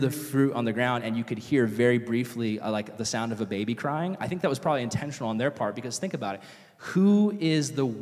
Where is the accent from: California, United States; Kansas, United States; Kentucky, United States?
California, United States; Vista; I grew up here in Vista, going to high school